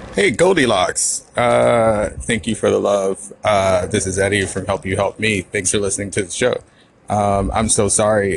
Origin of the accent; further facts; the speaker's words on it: the South, United States; also born or lived in Florida; I am from the South and I live in the South